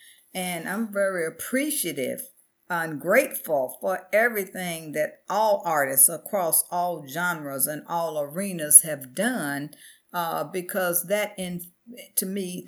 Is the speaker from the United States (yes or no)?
yes; the South, United States; I grew up in the South.